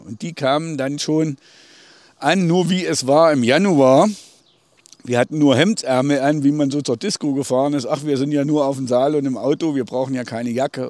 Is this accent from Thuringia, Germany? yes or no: yes; Lindewerra, Thuringia, Germany; Ich bin in Lindewerra aufgewachsen